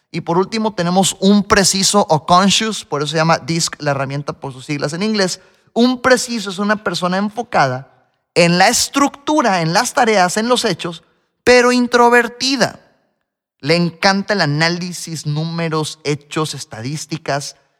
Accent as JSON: {"language": "Spanish", "country": "Mexico", "said": "Yo soy el típico mexicano al que le encanta la comida picante."}